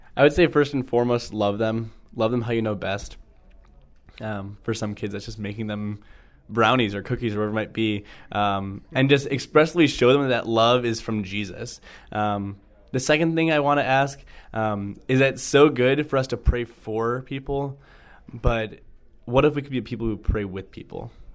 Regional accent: North Royalton, Ohio, United States; I grew up in the Cleveland area, a town called North Royalton

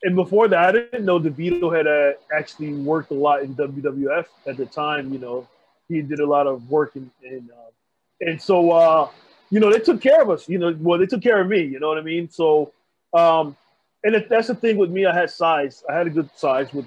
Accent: East Orange, New Jersey, United States; I grew up in East Orange, New Jersey

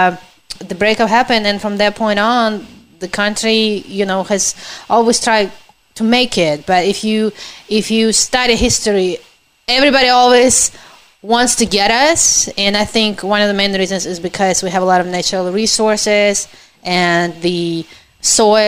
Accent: Ukraine; English is a second language; moved away as an adult; now in United States; I am from Ukraine

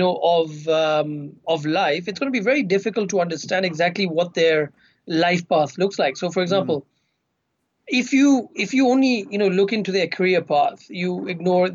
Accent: Kenya; I've grown up in Kenya

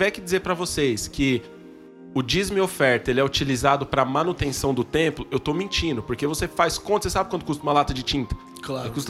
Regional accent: Carapicuíba, São Paulo, Brazil; Não, brincadeira, eu sou de Carapicuíba.

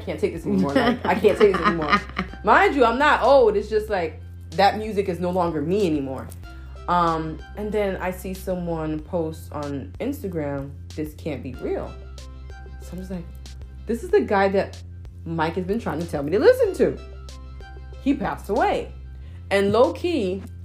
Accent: Nigeria; I'm Nigerian

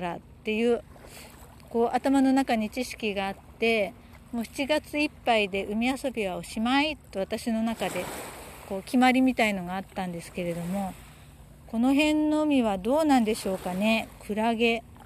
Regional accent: Yokohama, Kanagawa, Japan; moved away as an adult; also born or lived in Tokyo; now in Shikoku, Japan; 私は横浜で育った

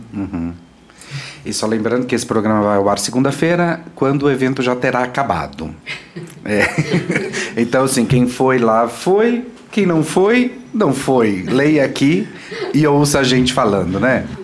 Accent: Goiânia, Goiás, Brazil; eu sou de Goiânia, né? Uhum. E eu uhum. morava perto do campus da universidade. Então eu frequentava muito a biblioteca da universidade desde criança

